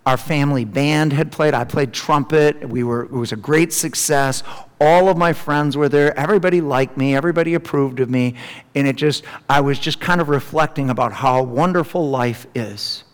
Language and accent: English; Milton, Wisconsin, United States; home to Milton, Wisconsin, which is my hometown